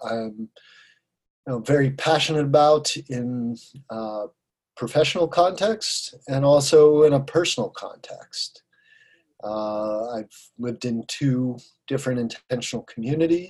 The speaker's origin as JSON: {"language": "English", "town": "Sarasota", "region": "Florida", "country": "United States", "tie": "born or raised there", "also_born_or_lived": "Colorado", "moved": "as an adult", "said": "moved back to my hometown of Sarasota, Florida, where I am now"}